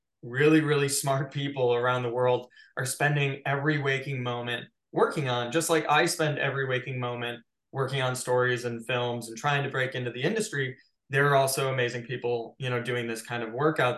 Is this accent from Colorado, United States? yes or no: no; Chicago, Illinois, United States; now in Los Angeles, United States; I grew up in Chicago